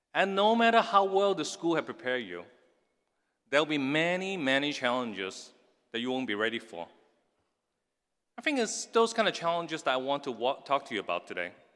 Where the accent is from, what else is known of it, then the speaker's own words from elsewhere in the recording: Hong Kong; now in United States; I was raised in Hong Kong in the nineteen sixties and seventies.